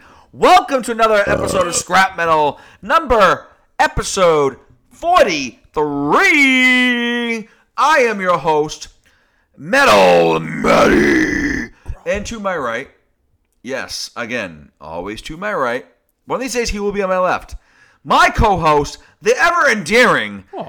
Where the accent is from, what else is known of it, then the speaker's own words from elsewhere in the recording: Pittsburgh, Pennsylvania, United States; We're from Pittsburgh.